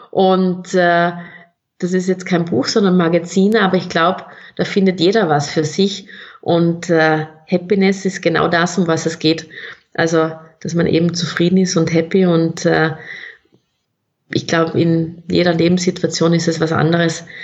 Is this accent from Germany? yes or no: no; South Tyrol, Italy; accent: South Tyrolean; Ich hoffe, es haben alle meinen Südtiroler Dialekt verstanden